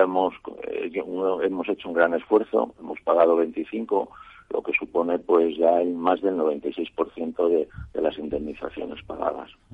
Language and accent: Spanish; Extremadura, Spain; moved away; yo que soy extremeño